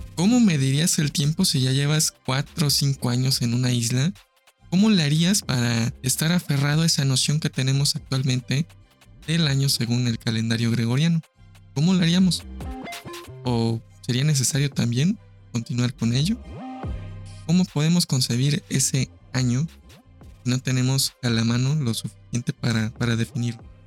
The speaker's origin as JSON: {"language": "Spanish", "country": "Mexico", "said": "nuestro calendario mexica, zapoteco, maya"}